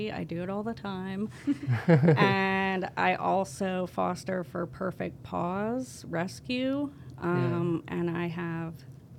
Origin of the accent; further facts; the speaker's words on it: Sykesville, Pennsylvania, United States; I grew up in Sykesville, Pennsylvania, on a farm that my family's owned since 1847.